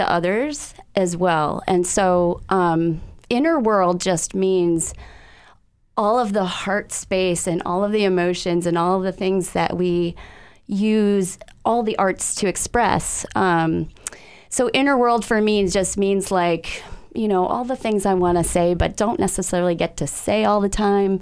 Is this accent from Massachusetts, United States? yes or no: yes; Needham, Massachusetts, United States; also born or lived in Amherst, Massachusetts / Northampton, Massachusetts; I grew up outside of Boston in a suburb named Needham, Massachusetts